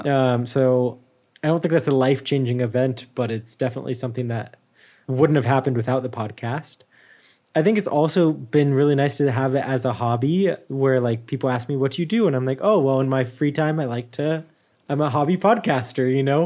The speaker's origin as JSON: {"language": "English", "country": "United States", "moved": "yes", "said": "I, I'm very American still."}